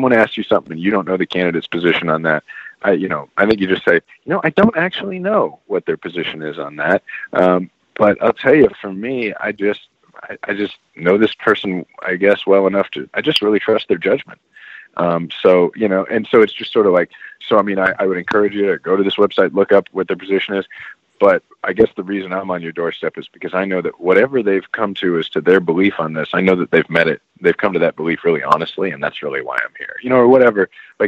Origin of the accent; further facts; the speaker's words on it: Kansas City, Missouri, United States; I'm actually from Kansas City, Missouri